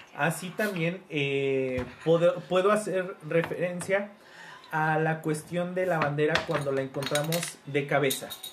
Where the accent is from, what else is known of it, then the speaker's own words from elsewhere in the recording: Mexico; todos como mexicanos